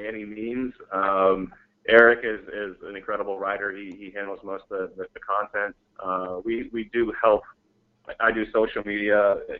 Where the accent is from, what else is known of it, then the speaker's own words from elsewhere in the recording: Mesa, Arizona, United States; moved away; also born or lived in San Diego; We're actually both from Arizona. I was born in Mesa